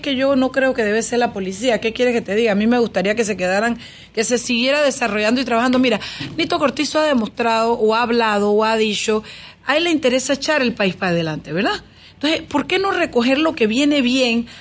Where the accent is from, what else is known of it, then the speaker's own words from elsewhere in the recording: David, Chiriquí, Panama; allá en mi patio, en mi tierrita, en David Chiriquí